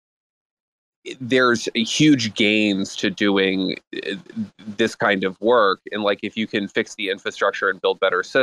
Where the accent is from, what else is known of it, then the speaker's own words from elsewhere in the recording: United States; I'm an American